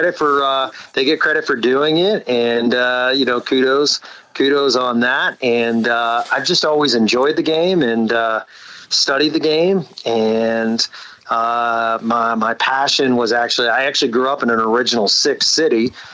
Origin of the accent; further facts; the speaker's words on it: Boston, Massachusetts, United States; now in Dallas, United States; Yeah, man. Yeah, I grew up in Boston, grew up with the Big Bad Bruins of the 70s and 80s, and now I'm a passionate Dallas Stars follower.